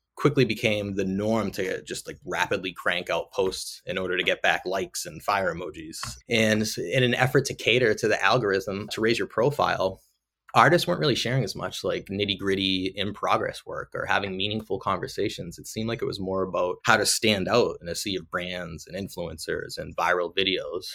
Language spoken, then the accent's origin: English; Lowell, Massachusetts, United States; I'm from Lowell, Mass, just north of Boston. I grew up always drawing and creating as a kid. ultimately ended up going to UMass Lowell